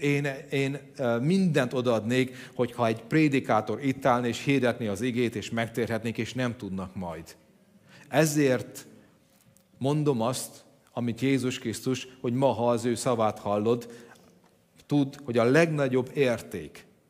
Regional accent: Hungary; Tudom, hogy magyarok vagyunk

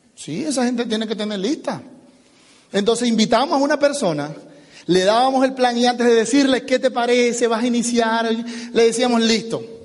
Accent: Venezuela; now in United States; yo soy venezolano

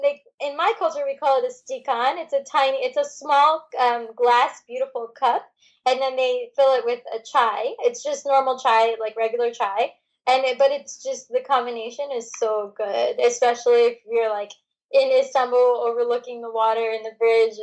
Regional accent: Michigan, United States; moved away; also born or lived in Chicago; I'm originally from Michigan.

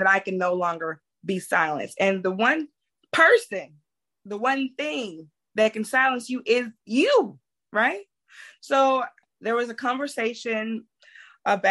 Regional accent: Mississippi Delta, United States; I'm from the Mississippi Delta

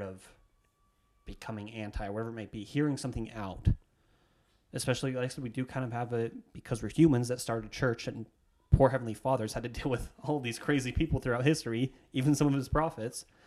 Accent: Idaho, United States; I'm speaking this from Idaho specifically, where I grew up

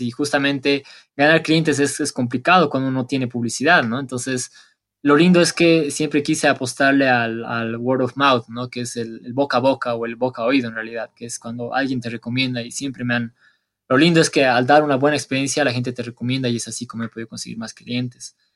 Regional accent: Bolivia; Bolivia no es tan turístico como Perú o como eh, Argentina o como Madrid o como cualquier otro lado del mundo, si bien no, no somos tan turísticos

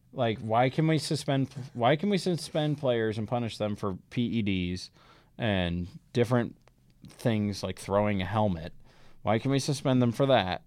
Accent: Omaha, Nebraska, United States; growing up in Omaha

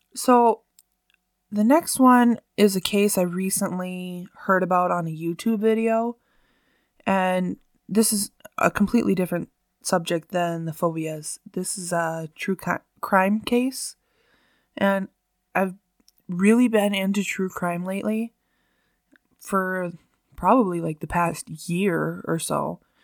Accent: Bemidji / Cass Lake area, Minnesota, United States; here in my hometown

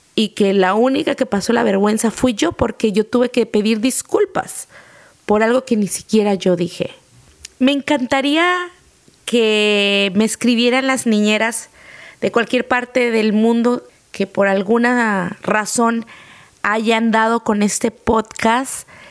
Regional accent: Mexico; como mexicanos

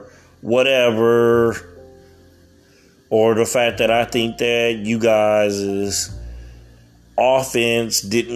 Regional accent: Southern California, United States; I'm from the state of California. I'm from Southern California

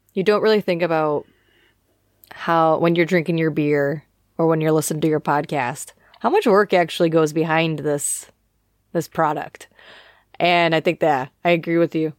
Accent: United States; now in United Kingdom; I am an American living in the U K

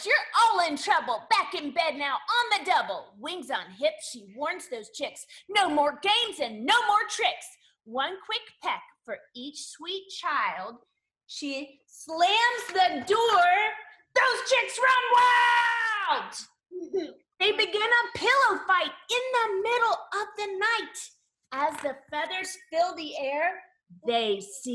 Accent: West Virginia, United States; one of my favorite schools in all of West Virginia, my home state

